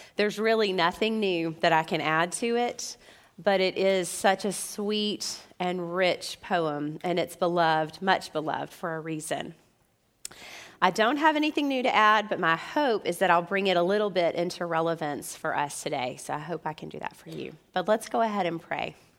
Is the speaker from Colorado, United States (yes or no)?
no; Memphis, Tennessee, United States; as American believers and even Memphians.